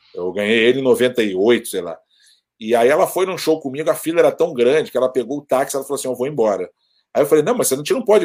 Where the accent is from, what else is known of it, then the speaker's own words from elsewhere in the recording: Brazil; moved away; also born or lived in New York; eu sou brasileiro